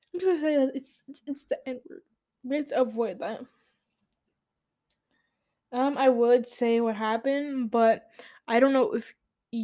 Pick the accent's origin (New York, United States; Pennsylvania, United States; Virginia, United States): New York, United States; New York City; I'm a New Yorker. I was born in the Bronx.